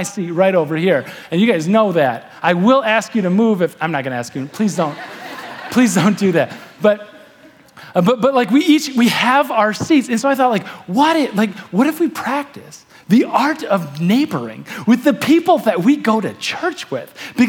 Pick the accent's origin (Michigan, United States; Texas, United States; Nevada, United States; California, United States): Michigan, United States; Manistee; I'm from Manistee.